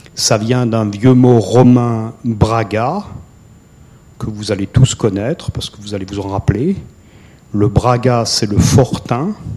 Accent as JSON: {"language": "French", "area": "Alsace", "region": "Grand Est", "country": "France", "said": "je suis Alsacien, ce qui n'est pas forcément une tare absolue. Euh, je suis très attaché à mon pays"}